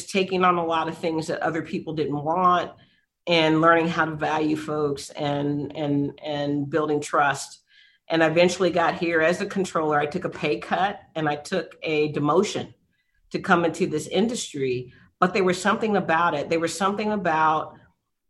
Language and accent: English; San Antonio, Texas, United States; I was born here in San Antonio on the east side of town